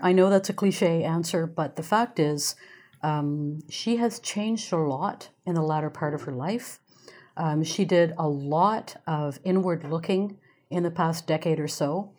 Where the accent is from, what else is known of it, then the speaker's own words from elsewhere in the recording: England, United Kingdom; born there; Now, I was born in England. All of my father's family is still there.